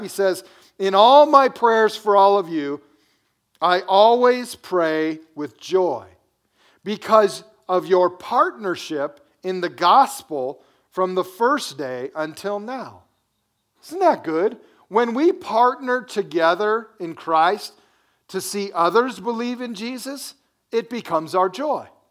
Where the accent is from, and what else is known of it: United States